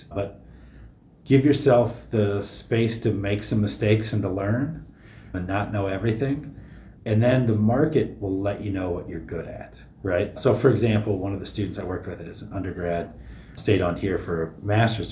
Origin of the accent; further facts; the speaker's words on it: the Ozarks, southern Missouri, United States; moved away; I grew up in the Ozarks, southern Missouri